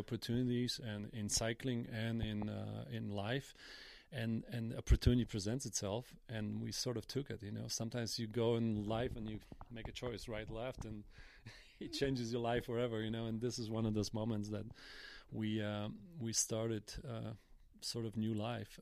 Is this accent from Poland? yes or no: yes; Jelenia Góra, Lower Silesian Voivodeship, Poland; in Poland, and I grew up in Jelenia Góra